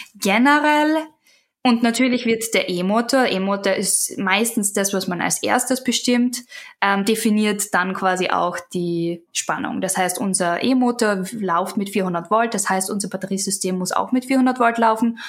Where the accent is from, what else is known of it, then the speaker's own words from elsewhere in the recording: Austria; now in United States; Ich bin ja aus Österreich